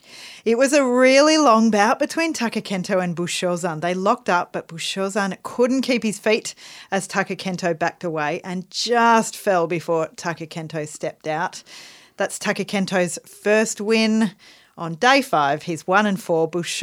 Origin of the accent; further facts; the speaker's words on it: Australia; We are Australian. We have to play... … at least once a day.